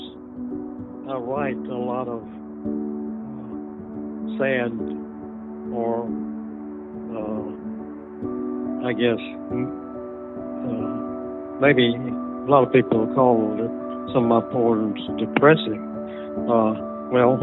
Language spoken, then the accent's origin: English; New Hebron, Mississippi, United States; Well, I grew up in New Hebron, Mississippi, a small town in Lawrence County